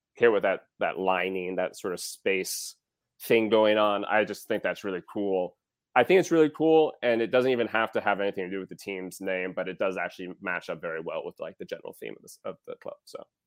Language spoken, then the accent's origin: English; Wisconsin, United States; I am from Wisconsin